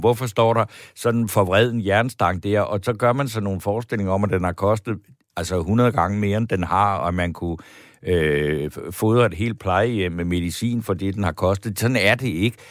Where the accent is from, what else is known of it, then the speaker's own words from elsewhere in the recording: Funen, Southern Denmark, Denmark; now in Copenhagen, Denmark; Jeg er fra Fyn. Jeg er født ude på landet